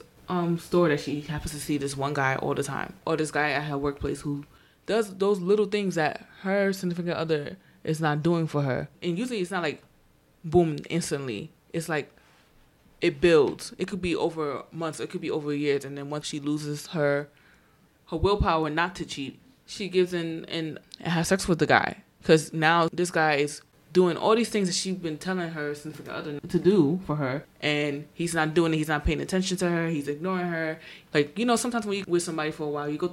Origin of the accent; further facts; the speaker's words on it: New York City, New York, United States; I'm from the Bronx